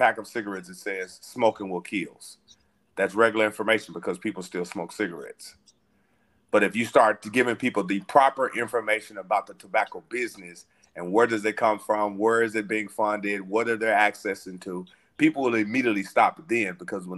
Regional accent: Little Rock, Arkansas, United States; moved away; I was born and raised in Little Rock, Arkansas

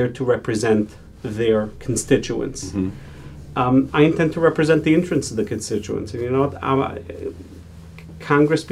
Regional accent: Israel; now in United States; I was born and raised in Israel

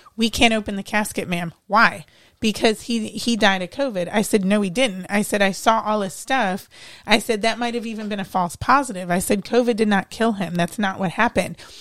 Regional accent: Cleveland, Ohio, United States; moved away as an adult; I'm from Ohio.

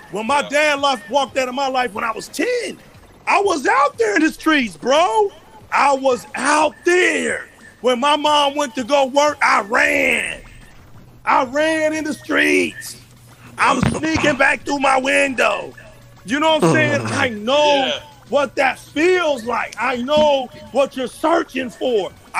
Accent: Indianapolis, Indiana, United States; I came from Indianapolis.

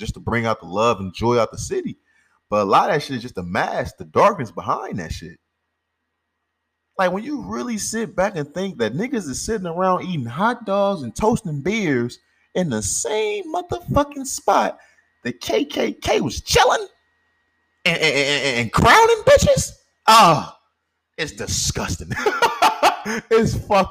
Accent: St. Louis, Missouri, United States; I'm from St. Louis. Raised in St. Louis

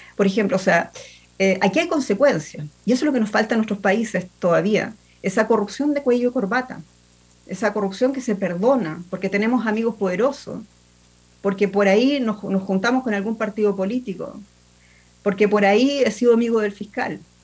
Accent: Chile; moved away as an adult; yo nací, yo crecí, me eduqué en Chile y ya llevo, y eso también quiero decirlo muy responsablemente, llevo 15 años fuera de Chile

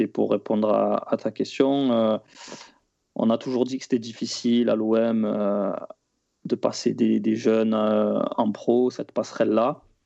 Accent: Marseille, Provence-Alpes-Côte d'Azur, France; also born or lived in Matmata, Tunisia (family origin); quand on est de Marseille

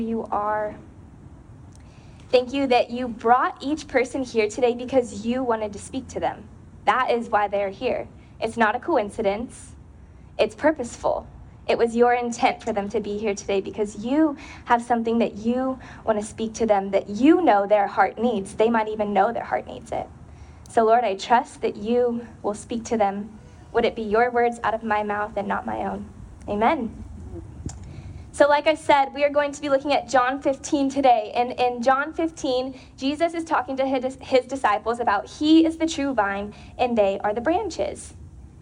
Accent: Porterville, California, United States; we grew up in Central California, a little town called Porterville

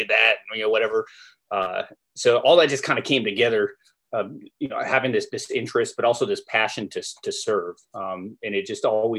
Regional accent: Kansas, United States; moved away as an adult; also born or lived in New York / New Jersey / Germany; I grew up in Kansas and went through ROTC

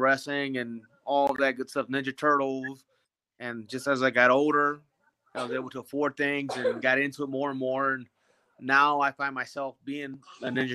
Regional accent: Kansas City, Missouri, United States; moved away as an adult; also born or lived in Veracruz, Mexico / Laramie, Wyoming; now in Parker, United States; I am from Puerto de Veracruz, Mexico. I moved here I moved to the United States when I was 3 years old. I lived in Kansas City for the biggest chunk of my years

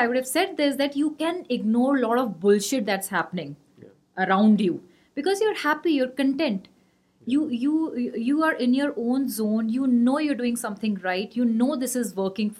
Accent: Gwalior, Madhya Pradesh, India; I'm from Gwalior

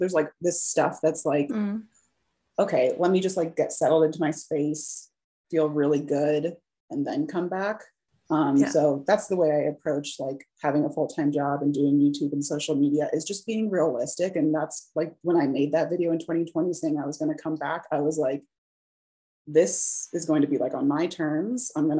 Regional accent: Midwest, United States; but I was from the Midwest and always kind of wanted to get out of the Midwest.

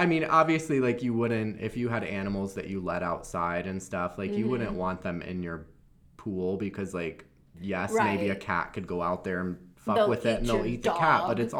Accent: Florida, United States; moved away; I'm from Florida and I grew up there

